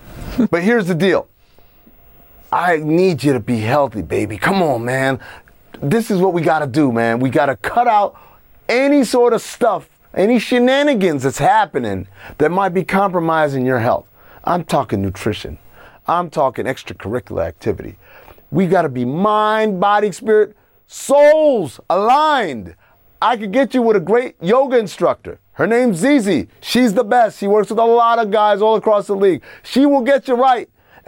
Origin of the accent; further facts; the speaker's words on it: Encino, California, United States; that's how we used to do it back in where I grew up in Encino.